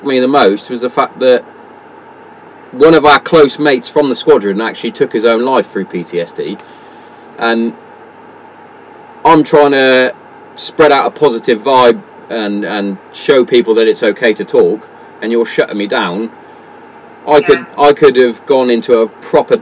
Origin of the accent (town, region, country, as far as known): England, United Kingdom